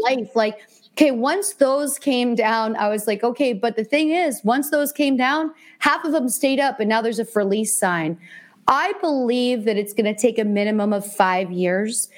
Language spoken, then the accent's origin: English; Easton, Pennsylvania, United States; moved away as an adult; also born or lived in California; now in New York, United States; I'm from Easton, Pennsylvania. So it's only an hour and 10 minutes for me to drive back and see my friends from high school